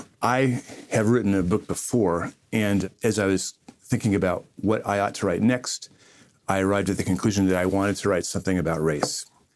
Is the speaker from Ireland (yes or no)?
yes; Ireland; That's right. I'm Irish. We take everything personally.